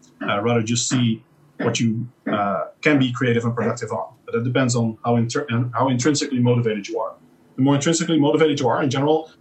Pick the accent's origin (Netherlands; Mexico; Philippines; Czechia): Netherlands; moved away; I literally cannot go to my home country